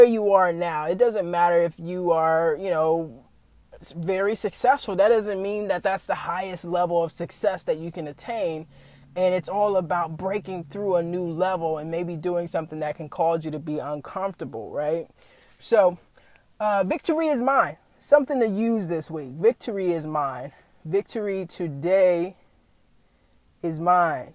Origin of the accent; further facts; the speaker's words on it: the South, United States; I was raised in the South